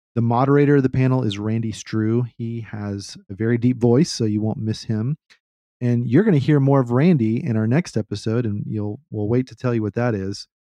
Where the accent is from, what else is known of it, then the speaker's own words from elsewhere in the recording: Austin, Texas, United States; I grew up in Austin and the motto here is keep Austin weird